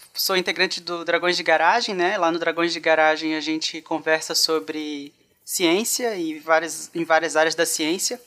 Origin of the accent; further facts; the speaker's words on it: Itajaí, Santa Catarina, Brazil; eu falo de Itajaí no momento. Na verdade, eu sou natural daqui